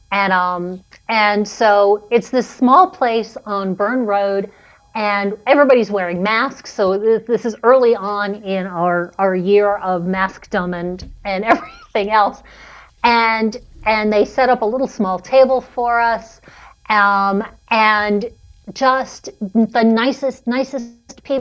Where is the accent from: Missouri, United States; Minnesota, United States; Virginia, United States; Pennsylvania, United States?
Pennsylvania, United States; Philadelphia; So I'm from Philadelphia.